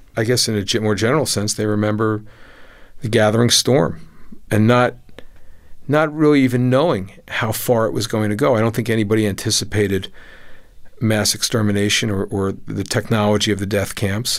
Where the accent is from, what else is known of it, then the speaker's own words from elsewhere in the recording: United States; my own sense of myself as an American